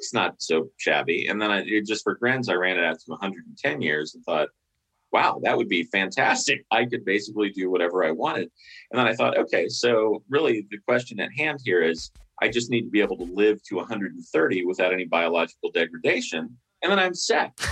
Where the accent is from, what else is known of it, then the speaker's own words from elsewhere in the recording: New Orleans, Louisiana, United States; moved away as an adult; also born or lived in Mississippi; I moved from New Orleans, where I grew up